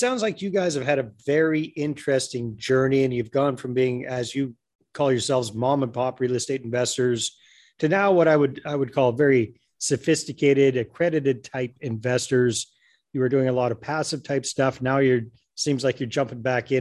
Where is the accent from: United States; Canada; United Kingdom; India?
Canada; Taylor Flats, British Columbia; I grew up in Taylor Flats, British Columbia, population 600 at the time that I was growing up there